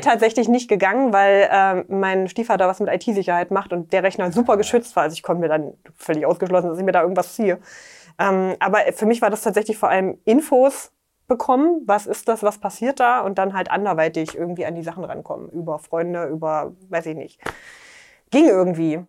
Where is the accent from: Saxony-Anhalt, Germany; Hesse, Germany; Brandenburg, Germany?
Saxony-Anhalt, Germany; Dessau; in meiner Heimatstadt in Dessau